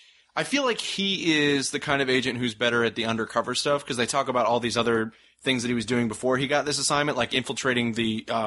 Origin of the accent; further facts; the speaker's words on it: United States; as an American watching this show